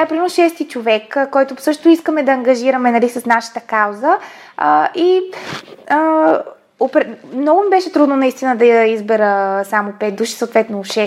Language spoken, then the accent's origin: Bulgarian; Bulgaria; аз съм си българка